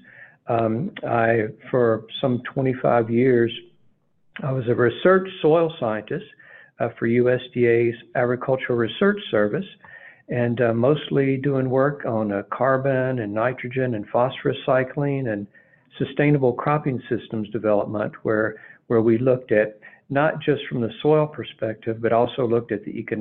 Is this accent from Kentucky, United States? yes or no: yes; Glasgow, Kentucky, United States; my small town where I grew up in Glasgow, Kentucky, south central part of Kentucky